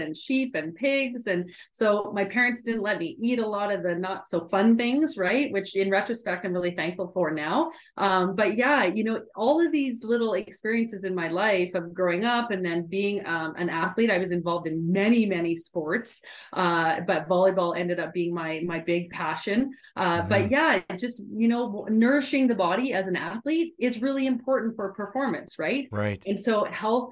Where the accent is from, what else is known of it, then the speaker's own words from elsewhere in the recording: Edmonton, Alberta, Canada; moved away as an adult; also born or lived in California; I am back in my hometown and I'm married to my college sweetheart